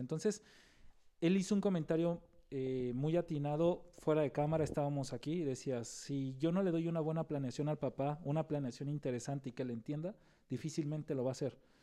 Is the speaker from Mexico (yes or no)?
yes; Nayarit, Mexico; nosotros somos de Nayarit